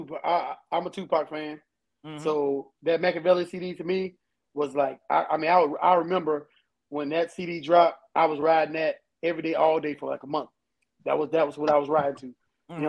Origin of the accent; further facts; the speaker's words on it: the South, United States; being from the South